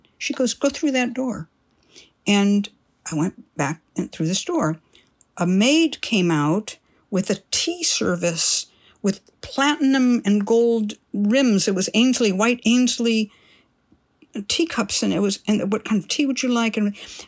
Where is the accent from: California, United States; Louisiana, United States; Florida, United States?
California, United States; I'm from California